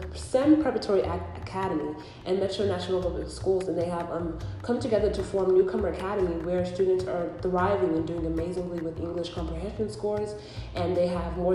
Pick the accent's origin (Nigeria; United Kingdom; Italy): Nigeria; moved away; because I myself am an immigrant. I came here in 2007 from Nigeria